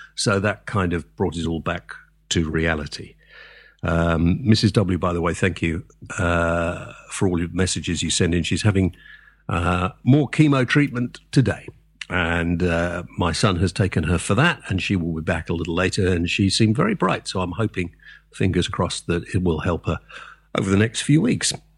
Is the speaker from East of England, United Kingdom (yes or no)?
no; Wales, United Kingdom; I'm Welsh, if I want to be